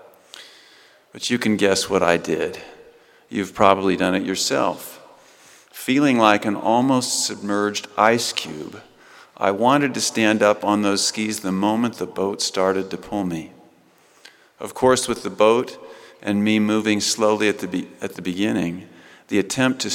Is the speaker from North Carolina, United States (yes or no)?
no; Rexburg, Idaho, United States; also born or lived in Northern California; I was a preteen from Rexburg